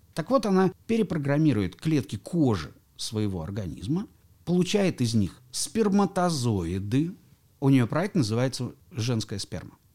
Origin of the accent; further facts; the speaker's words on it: Kaliningrad, Kaliningrad Oblast, Russia; я сам родом из Калининграда